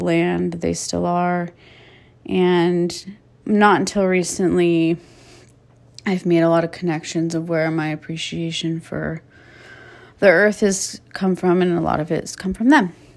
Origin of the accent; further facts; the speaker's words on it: Calabasas, California, United States; I was raised in Calabasas, California, Southern California